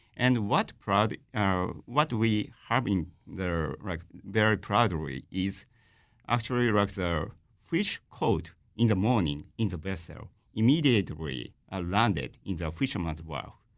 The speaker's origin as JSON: {"language": "English", "region": "Fukushima", "country": "Japan", "said": "I'm from Tohoku, I'm from Fukushima."}